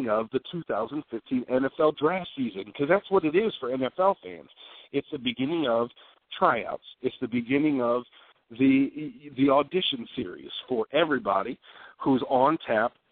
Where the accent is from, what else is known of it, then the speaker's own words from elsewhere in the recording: Dallas, Texas, United States; AT&T Stadium, my hometown, Dallas, Texas.